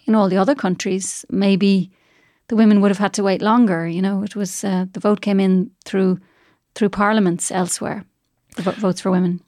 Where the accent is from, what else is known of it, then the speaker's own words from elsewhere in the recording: Ireland; moved away as an adult; now in Switzerland; growing up with Irish